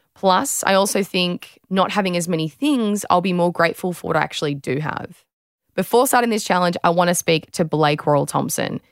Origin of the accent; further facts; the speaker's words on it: Australia; I'm former Australian beach sprinter and fitness trainer